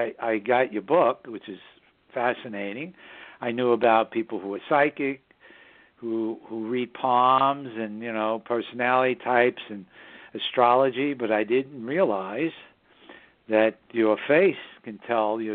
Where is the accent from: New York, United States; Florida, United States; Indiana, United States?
New York, United States; New York City; also born or lived in Southern Hudson Valley, New York; the northern suburbs of New York City, my hometown